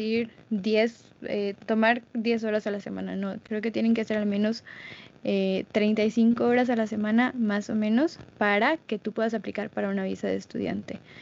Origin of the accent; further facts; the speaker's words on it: Mexico; soy de México